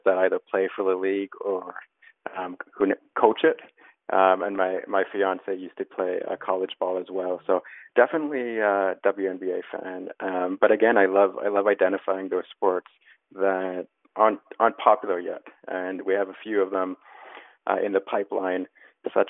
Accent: Canada; accent: Canadian; moved away as an adult; now in New York, United States; I am Canadian, hence my accent, but I've been living in New York and the States most of my adult life

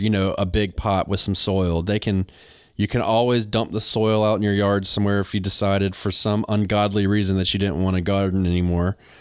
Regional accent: North Carolina, United States; I'm from North Carolina.

